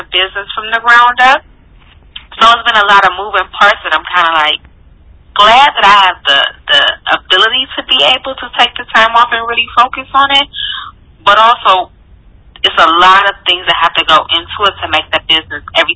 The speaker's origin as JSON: {"language": "English", "town": "Cleveland", "region": "Ohio", "country": "United States", "tie": "born or raised there", "said": "I grew up in Cleveland, Ohio."}